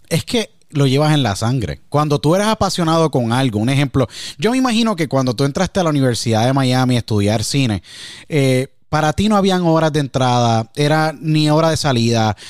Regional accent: Puerto Rico; moved away; me acuerdo muchísimo cuando me fui de Puerto Rico

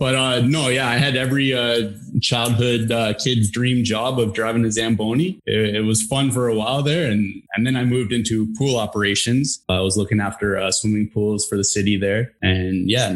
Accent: Newmarket, Ontario, Canada; now in Aurora, Canada; I was born in Newmarket, grew up in Newmarket my whole life

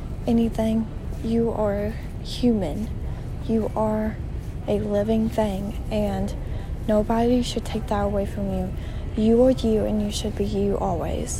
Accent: United States; I grew up in Anderson County

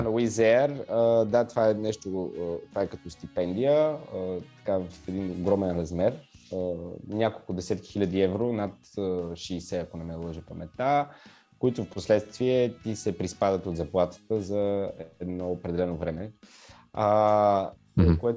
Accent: Bulgaria; Тук има, аз не съм единствения българин, има много готини а, момчета и момичета, които ще стават пилоти също така.

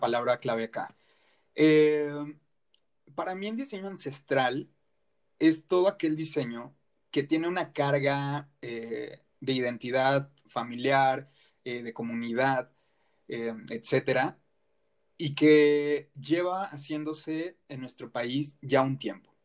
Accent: Mexico

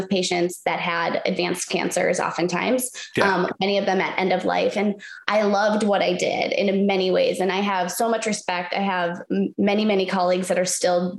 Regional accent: Minnesota, United States; moved away as an adult; now in Arizona, United States; I'm originally from Minnesota

